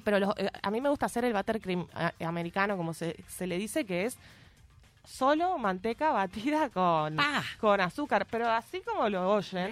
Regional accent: Rosario, Santa Fe, Argentina; moved away as an adult; now in Montevideo, Uruguay; le escribí una canción a mi escuela y secundaria. Ya le decimos escuela, liceo, todo. Eh, Normal 1 de Rosario

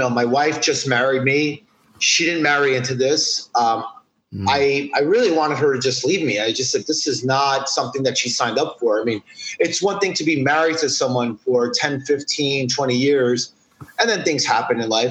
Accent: New York City, New York, United States; I'm born and raised in New York City, specifically right down the block from Times Square

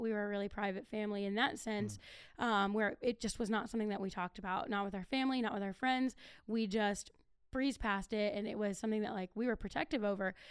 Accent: Akron, Ohio, United States; moved away; I'm originally from Akron

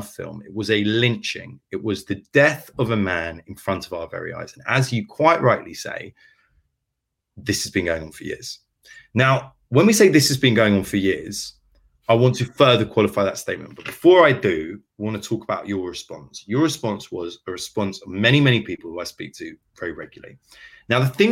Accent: London, United Kingdom; I grew up in inner city London. I grew up in Archway.

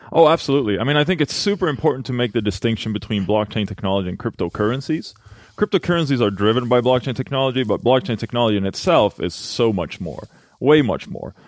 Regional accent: Halmstad, Halland County, Sweden; now in Los Angeles, United States; I'm from Sweden, born and raised in Halmstad

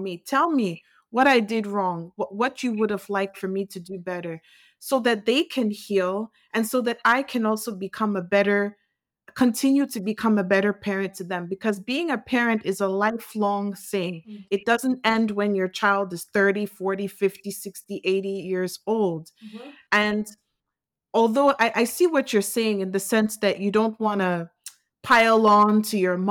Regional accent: United States; I grew up in the U.S.

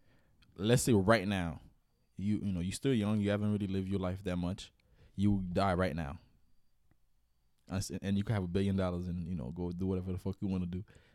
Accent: Haiti; moved away; I'm from Haiti.

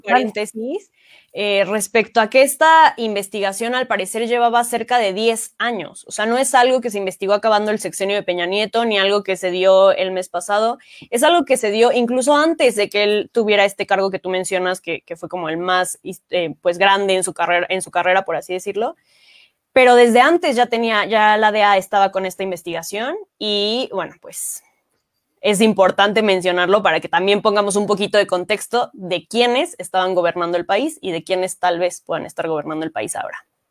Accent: Mexico; nosotros como mexicanos y mexicanas

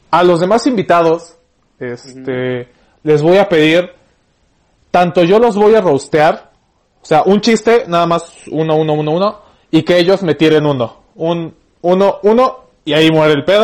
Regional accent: Mexico; Sí, como buen mexicano.

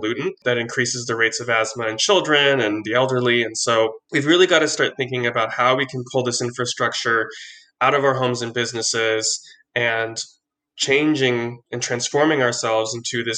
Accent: Oceanside, California, United States; I'm from Oceanside

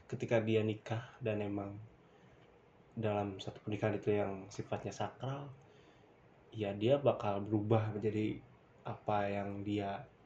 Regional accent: West Java, Indonesia; gua orang Sunda

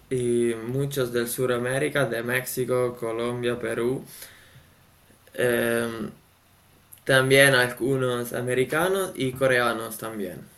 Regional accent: Italy; Spanish is a second language; also born or lived in Las Palmas de Gran Canaria; nosotros italianos

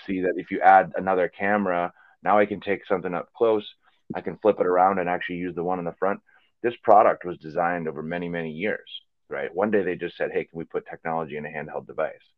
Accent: Green Bay, Wisconsin, United States; moved away as an adult; also born or lived in Chicago / England; growing up in Green Bay

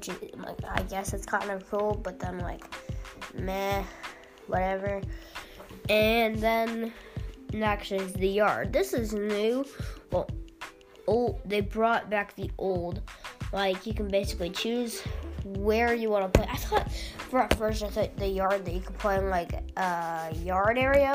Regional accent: Illinois, United States; I grew up in Illinois

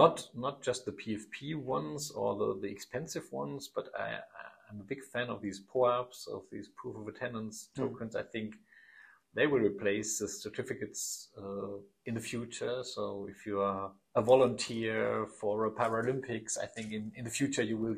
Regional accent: Aschaffenburg, Bavaria, Germany; English is a second language; Yeah, I come from Aschaffenburg. That's near Frankfurt, about 65,000 inhabitants, so mid-size. And I'm still living around there

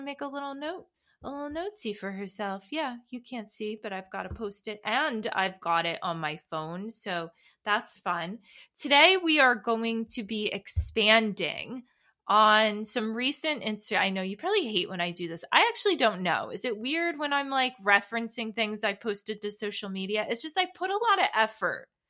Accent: United States; New York, New Jersey area. Obviously, that is where I am born and raised.

